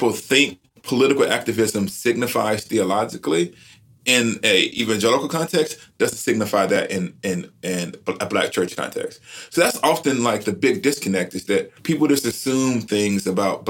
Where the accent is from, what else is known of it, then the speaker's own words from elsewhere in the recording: Alabama, United States; I grew up in Alabama